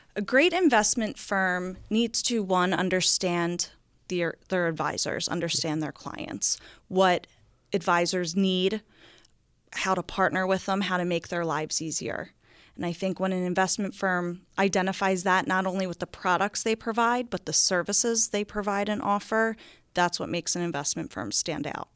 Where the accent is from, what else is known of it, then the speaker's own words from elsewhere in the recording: New Jersey, United States; moved away as an adult; now in Bel Air, Maryland, United States; I grew up in a town called Akko, New Jersey